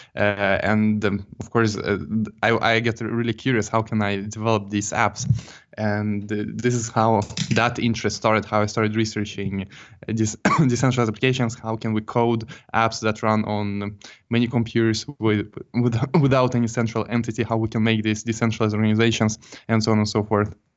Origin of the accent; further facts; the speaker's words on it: Jönköping, Jönköping County, Sweden; moved away; also born or lived in Stockholm; I'm not originally from Stockholm. I'm from a town called Jönköping, and it's a bit south of Stockholm